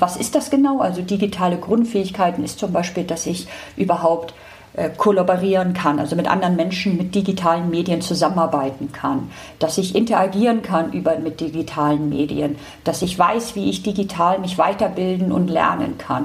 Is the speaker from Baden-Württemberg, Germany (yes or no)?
no; Hamburg, Germany; Ich komme aus Hamburg